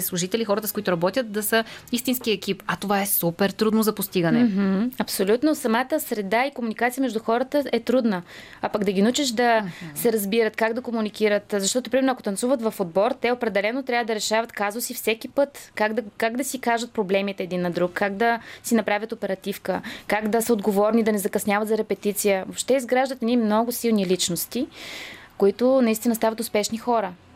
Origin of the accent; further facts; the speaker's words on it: Sofia, Sofia City, Bulgaria; аз съм от Овче купел